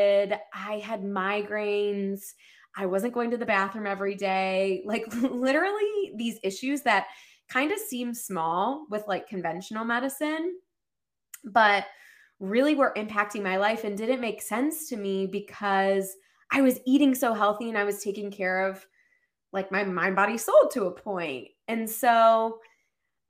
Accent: Ohio, United States; now in Boston, United States; I grew up in Ohio

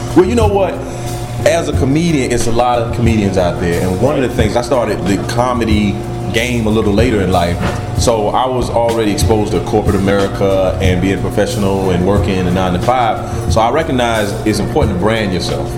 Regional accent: Camden, South Carolina, United States; born and raised in Camden, South Carolina

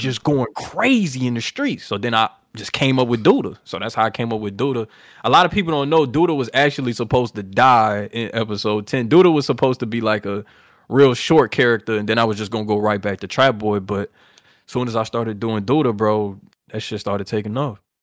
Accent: New Orleans, Louisiana, United States; I'm from New Orleans

